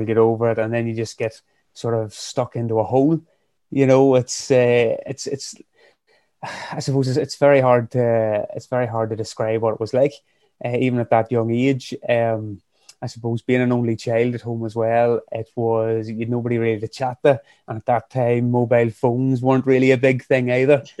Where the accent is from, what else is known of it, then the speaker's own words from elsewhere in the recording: County Fermanagh, Northern Ireland, United Kingdom; also born or lived in County Armagh; now in Craigavon, United Kingdom; I'm originally from Fermanagh, living up in County Armagh, just outside of Craigavon.